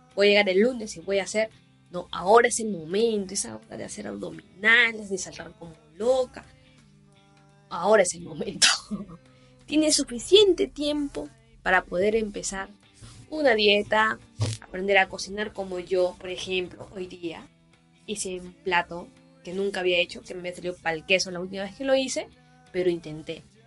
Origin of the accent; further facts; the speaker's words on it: Chimbote, Ancash, Peru; yo soy de Chimbote